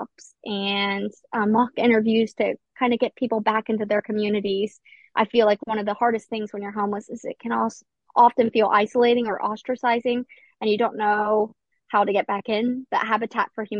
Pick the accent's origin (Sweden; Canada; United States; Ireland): United States; Appalachian Ohio; also born or lived in Edinburgh, Scotland; I'm actually from Appalachia, Ohio, which is a very impoverished community. I actually grew up in the same town as Joey Burrow